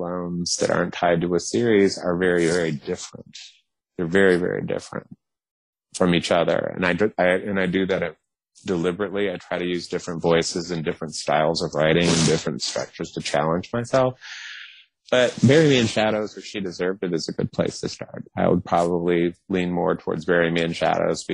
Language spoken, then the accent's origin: English; the South, United States; I'm from the South